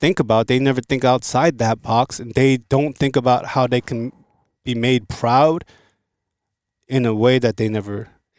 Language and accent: English; South Korea; born there; But, yo, I was born in Korea, and there's a lot of things that I can contribute to the Korean market.